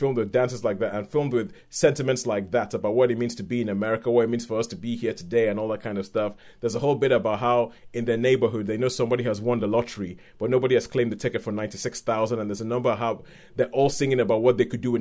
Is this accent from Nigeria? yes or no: yes; Nigeria; as a Nigerian person